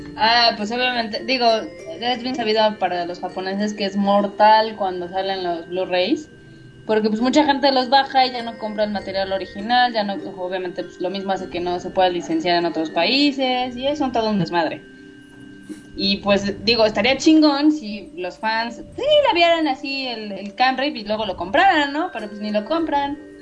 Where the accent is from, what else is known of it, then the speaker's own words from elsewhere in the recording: Mexico; como fan mexicano